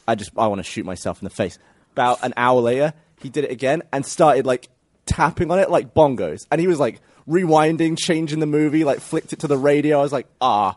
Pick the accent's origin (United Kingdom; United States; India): United Kingdom; England; moved away; I'm English